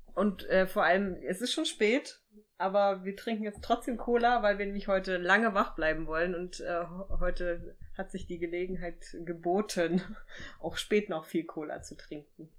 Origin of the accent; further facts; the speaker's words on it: Thuringia, Germany; ich bin ja in Thüringen groß geworden